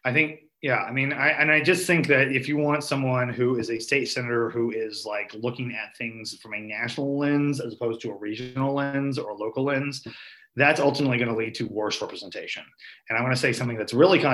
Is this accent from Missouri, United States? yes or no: yes; Springfield area, Missouri, United States; my hometown who don't want to go to downtown Springfield